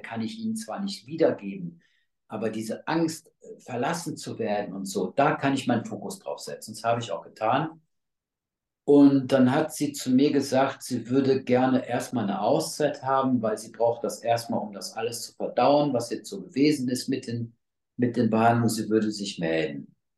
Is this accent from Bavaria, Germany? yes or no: no; North Rhine-Westphalia, Germany; hier bei uns in NRW